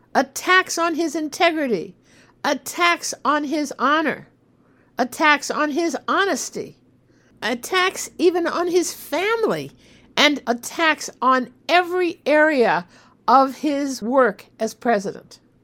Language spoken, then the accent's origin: English; United States; As an American